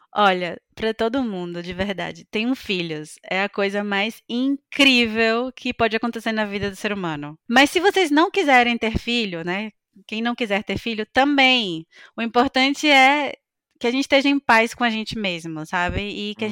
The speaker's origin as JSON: {"language": "Portuguese", "country": "Brazil", "moved": "as an adult", "said": "Eu saí do Brasil com 25 anos"}